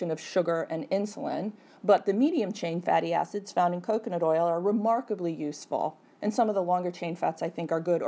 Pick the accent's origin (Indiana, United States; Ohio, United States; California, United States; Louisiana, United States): Ohio, United States; Cleveland; moved away; I'm from Cleveland, so my family's always asking me about it